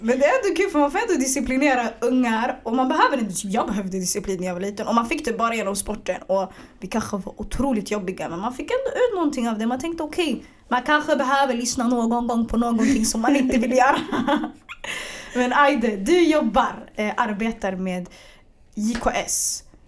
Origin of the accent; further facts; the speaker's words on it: Stockholm, Stockholm County, Sweden; also born or lived in Bredäng; jag är född och uppvuxen i Hagsätra tills jag var, 11-12